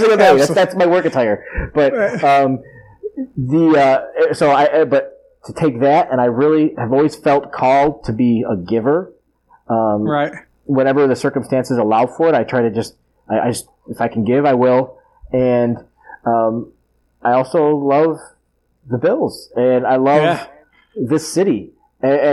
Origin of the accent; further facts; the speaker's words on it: Tonawanda, New York, United States; also born or lived in Kenmore, New York; I grew up in Tonawanda, and then I moved all the way to Kenmore.